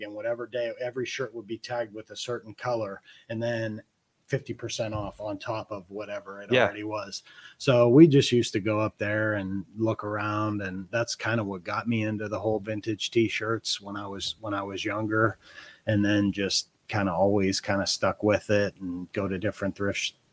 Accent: Struthers, Ohio, United States; also born or lived in Columbus, Ohio; born and raised in Struthers. Went to Mooney for a couple years. Ended up finishing up back at Struthers my junior and senior year.

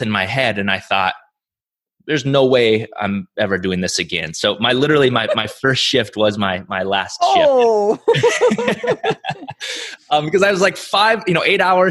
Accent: South Dakota, United States; I grew up in South Dakota, small town South Dakota.

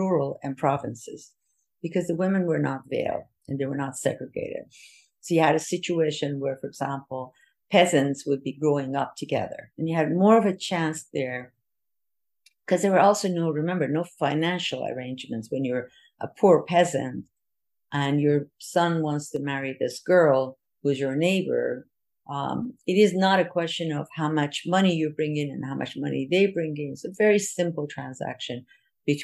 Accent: Iran

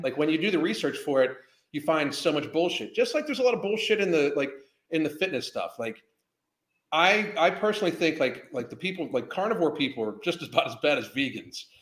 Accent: Pittsburgh, Pennsylvania, United States; now in Florida, United States; I grew up in Pittsburgh

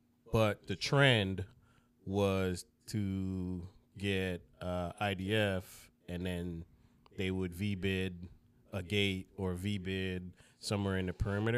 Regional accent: Jamaica; born there; Well, I was born in Jamaica. … it's Spanish, but I have zero Spanish in me.

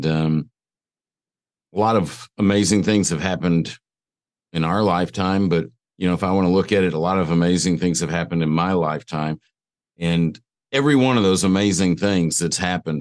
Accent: Atlanta, Georgia, United States; I grew up in Atlanta, Georgia

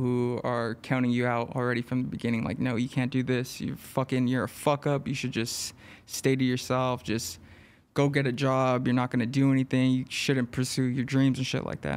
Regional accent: Los Angeles, California, United States; I grew up in East L

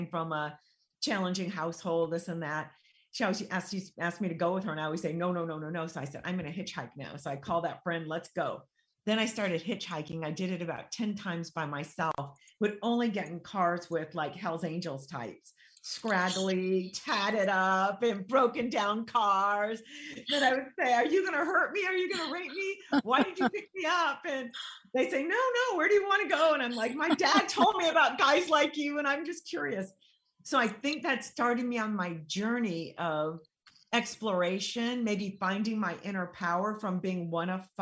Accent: San Diego, California, United States; I grew up in San Diego, but under a Baghdad roof. My father was from Iraq

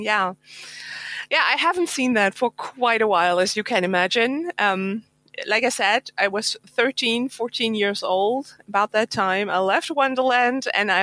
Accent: Germany; English is a second language; I'm from Germany, so English is not my mother language.

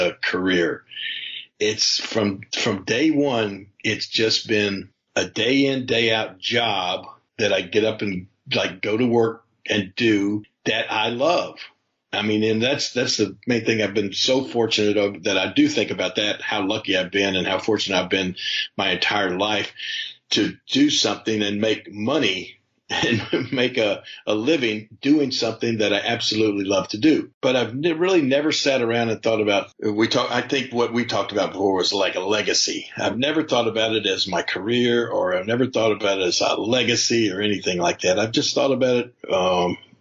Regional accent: Memphis, Tennessee, United States; also born or lived in Ohio; I was born in Memphis, Tennessee

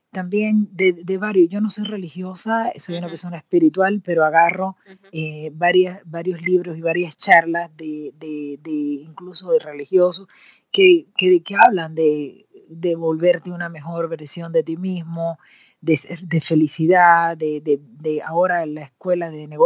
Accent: Cuba; moved away as an adult; cuando yo salí de Cuba, de eh, mi querida patria, eh, para estudiar en México eh, la maestría

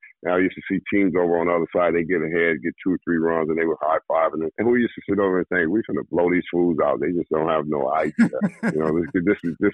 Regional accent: California, United States; I saw Pete Rose playing with the Reds when I was growing up in California

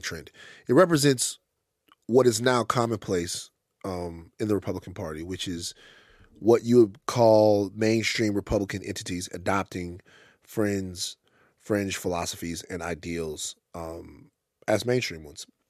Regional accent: Baton Rouge, Louisiana, United States; I'm from Baton Rouge, a place where we don't dick ride, right?

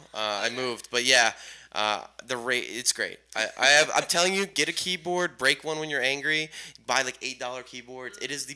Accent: Houston, Texas, United States; I'm from Houston.

